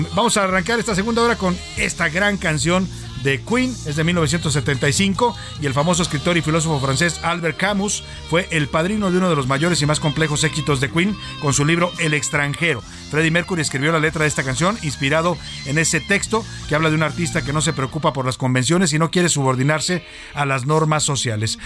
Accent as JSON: {"language": "Spanish", "country": "Mexico", "lives_now": "Mexico City, Mexico", "said": "nuestra dignidad como país, como mexicanos"}